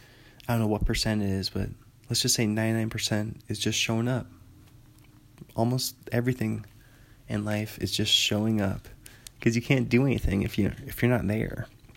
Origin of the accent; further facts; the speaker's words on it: Indiana, United States; I'm from Indiana and played basketball.